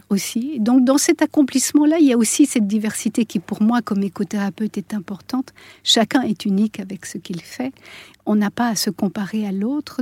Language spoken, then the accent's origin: French; Switzerland; je suis suissesse